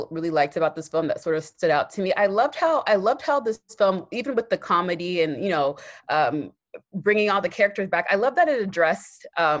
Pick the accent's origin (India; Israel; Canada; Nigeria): Nigeria; I'm Nigerian